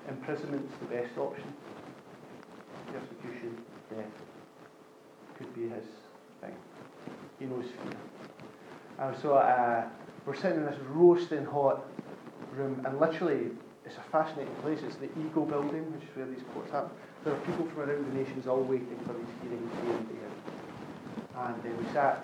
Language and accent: English; Scotland, United Kingdom; I grew up in Scotland